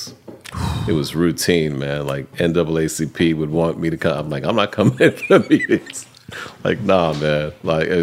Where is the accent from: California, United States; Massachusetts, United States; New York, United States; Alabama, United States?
New York, United States; New York City; moved away as an adult; now in Los Angeles, United States; growing up in New York City